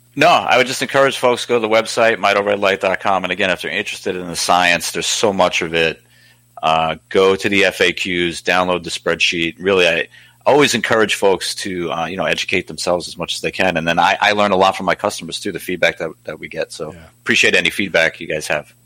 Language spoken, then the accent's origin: English; New York City, New York, United States; moved away; I'm originally from Staten Island